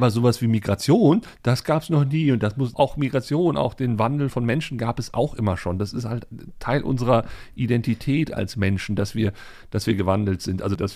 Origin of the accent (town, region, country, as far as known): Germany